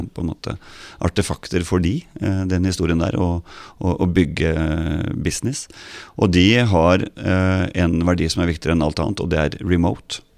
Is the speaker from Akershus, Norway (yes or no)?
yes; Ås, Akershus, Norway; jeg var jo avisbud på Ås, der jeg vokste opp